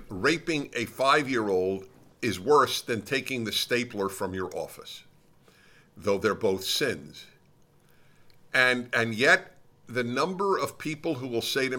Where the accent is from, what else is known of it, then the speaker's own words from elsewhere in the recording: Brooklyn, New York, United States; Brooklyn, New York.